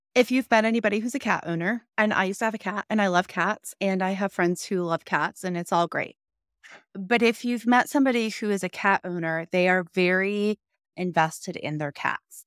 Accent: Missouri, United States; now in Texas, United States; I grew up in Missouri

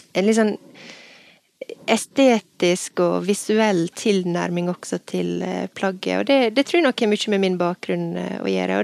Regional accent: Ulsteinvik, Møre og Romsdal, Norway; moved away as an adult; now in Bergen, Norway; jeg er fra Ulsteinvik, men jeg flytta til Bergen i 1998

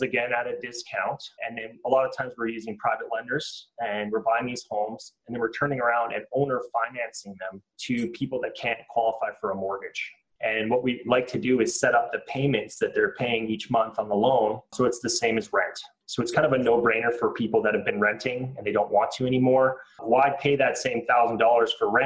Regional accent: Canada; as a Canadian

